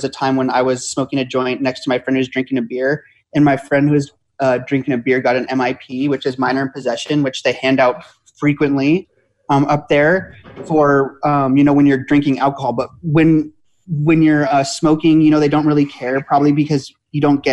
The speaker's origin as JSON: {"language": "English", "town": "Los Angeles", "region": "California", "country": "United States", "also_born_or_lived": "Oregon", "moved": "as an adult", "said": "I'm from Los Angeles"}